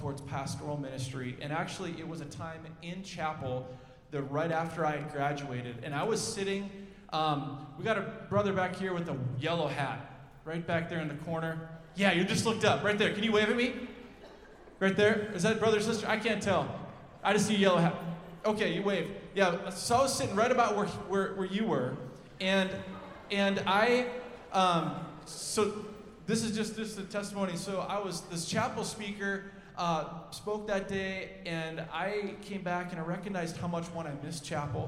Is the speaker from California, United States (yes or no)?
no; Minnetonka, Minnesota, United States; I grew up in the West Metro in Minnetonka